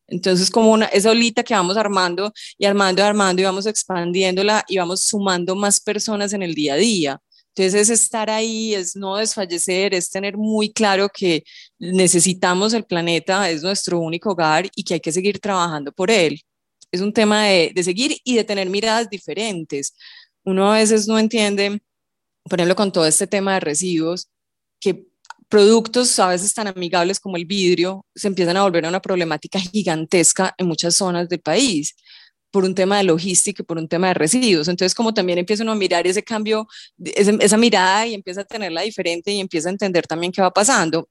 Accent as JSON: {"language": "Spanish", "country": "Colombia", "said": "en nuestro país"}